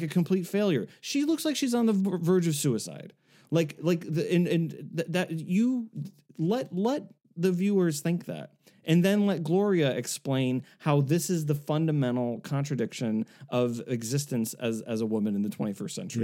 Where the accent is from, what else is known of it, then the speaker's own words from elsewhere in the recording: South Shore of Massachusetts, United States; growing up in the South Shore of Massachusetts